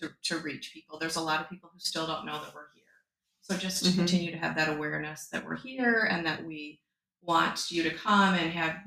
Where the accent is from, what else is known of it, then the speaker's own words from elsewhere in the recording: Michigan, United States; moved away as an adult; now in Milton, United States; I am from Michigan, but we've lived here for 10 years.